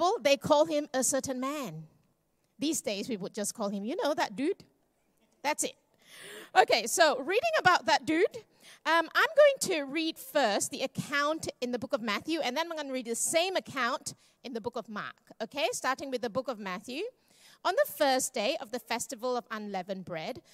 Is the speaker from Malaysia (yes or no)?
yes; Malaysia; I'm Malaysian Chinese